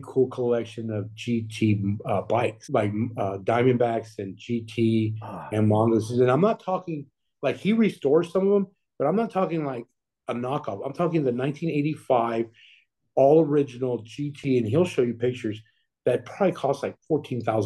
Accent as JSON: {"language": "English", "region": "Texas", "country": "United States", "tie": "born or raised there", "said": "I'm born and raised in Texas, and I'm proud to be from Texas."}